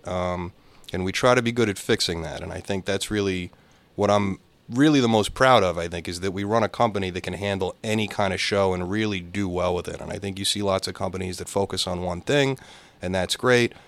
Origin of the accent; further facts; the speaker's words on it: Boca Raton, Florida, United States; moved away as an adult; now in Boston, United States; I was a tax accountant in Florida, and I grew up in Boca Raton